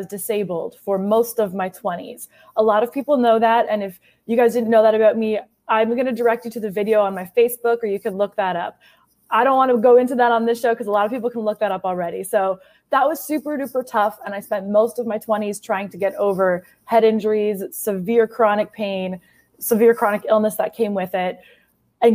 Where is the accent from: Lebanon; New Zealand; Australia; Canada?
Canada; now in United States